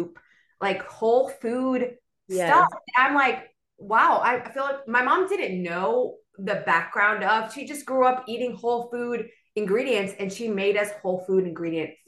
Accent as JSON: {"language": "English", "town": "Miami", "region": "Florida", "country": "United States", "tie": "born or raised there", "also_born_or_lived": "Venezuela", "moved": "as an adult", "lives_now": "Birmingham, United States", "said": "I was born and raised in Miami"}